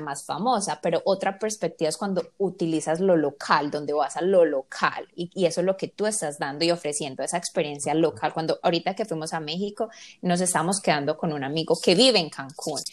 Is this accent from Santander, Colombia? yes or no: no; Medellín, Antioquia, Colombia; somos los tres colombianos y de Medellín